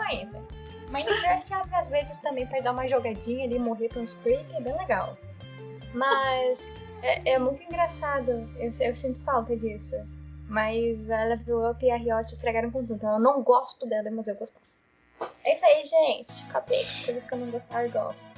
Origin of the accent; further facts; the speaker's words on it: Uruguaiana, Rio Grande do Sul, Brazil; eu morando aqui no Rio Grande do Sul, morando em Uruguaiana desde sempre